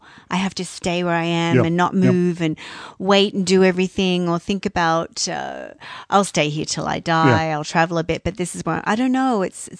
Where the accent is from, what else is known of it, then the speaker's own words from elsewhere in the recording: Australia; now in British Columbia, Canada; I've lived here now longer than what I really? Lived, even though I was born in Australia.